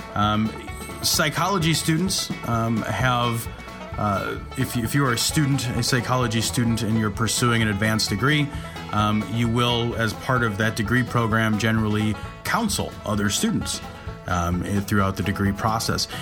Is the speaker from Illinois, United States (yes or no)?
yes; Chicago, Illinois, United States; We're from Chicago, the Chicago area